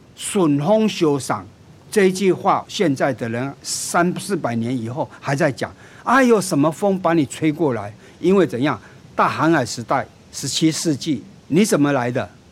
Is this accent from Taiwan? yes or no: yes; Taiwan; 我们台湾是一个海岛型国家